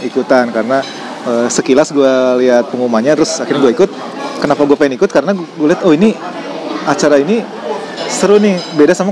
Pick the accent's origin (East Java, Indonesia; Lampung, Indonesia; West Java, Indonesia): West Java, Indonesia; Bandung; Gue besar di Bandung Besar di Bandung. Uh, gue SMA di Bandung.